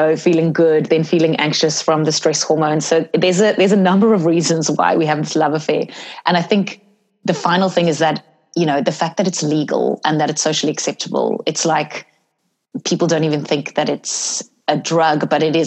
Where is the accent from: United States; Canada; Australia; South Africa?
South Africa; I grew up in South Africa